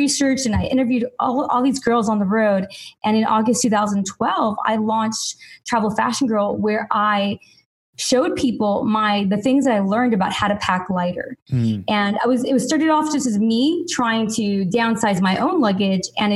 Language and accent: English; Los Angeles, California, United States; I'm from Los Angeles originally